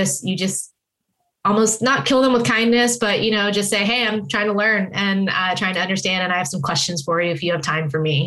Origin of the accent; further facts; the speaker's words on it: Silicon Valley, California, United States; I grew up in Silicon Valley.